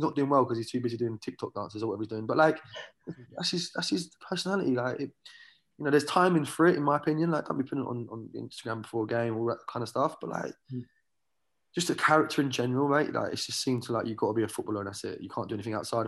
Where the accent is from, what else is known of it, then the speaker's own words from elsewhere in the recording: Watford, East of England, United Kingdom; moved away as an adult; also born or lived in Ireland (ancestry); now in California, United States; I'm from Watford